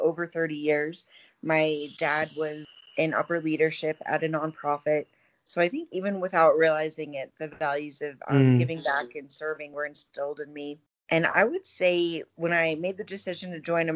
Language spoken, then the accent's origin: English; Colorado Springs, Colorado, United States; I grew up in Colorado Springs, and I went to school at CU Boulder